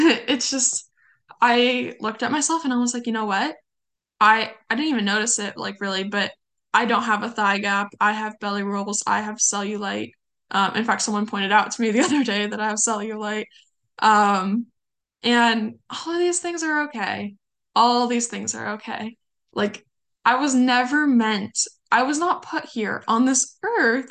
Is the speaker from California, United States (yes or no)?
yes; California, United States; You can tell I'm from California. I say you guys all the time